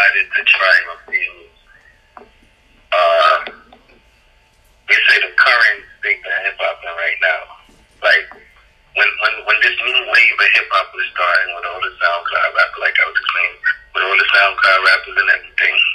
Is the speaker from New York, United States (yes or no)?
yes; New York City, New York, United States; also born or lived in Jamaica; I'm from Brooklyn, New York. You know what I mean? I'm originally born in Jamaica, like that, but I reside in New York right now.